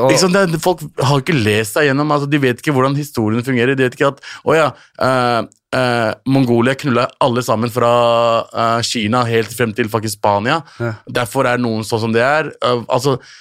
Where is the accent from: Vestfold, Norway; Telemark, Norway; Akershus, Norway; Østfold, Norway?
Akershus, Norway; Lørenskog; moved away as an adult; now in Oslo, Norway; Jeg jeg vokste opp på Lørenskog